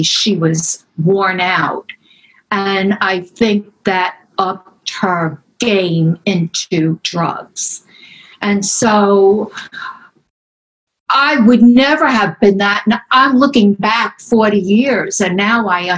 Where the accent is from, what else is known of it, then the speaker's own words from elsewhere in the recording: New York City, New York, United States; also born or lived in Manhattan; I'm born in Brooklyn, 1947. Grew up in Ireland